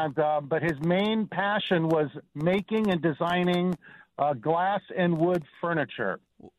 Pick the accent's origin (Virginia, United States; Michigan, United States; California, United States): California, United States; Los Angeles; I grew up in Los Angeles